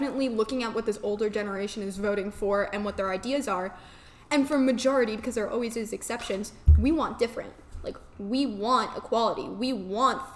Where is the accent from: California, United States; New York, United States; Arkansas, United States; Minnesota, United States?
New York, United States; now in South Carolina, United States; I come from New York. I grew up my whole life in New York